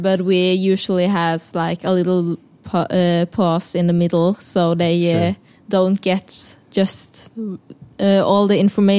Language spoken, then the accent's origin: English; Konsmo, Agder, Norway; English is a second language; now in Oslo, Norway; I'm original from Konsmo. It's a really small town in the south of Norway.